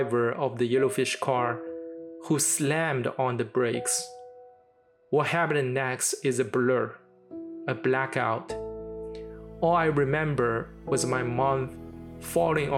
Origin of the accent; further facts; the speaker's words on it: Shanghai, China; my hometown, Shanghai